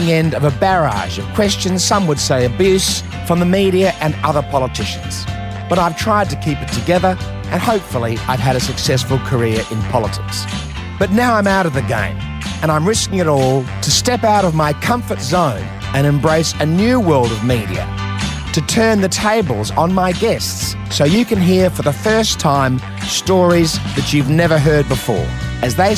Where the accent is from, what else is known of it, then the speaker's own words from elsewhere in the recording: Adelaide, South Australia, Australia; accent: Adelaide; my Adelaide accent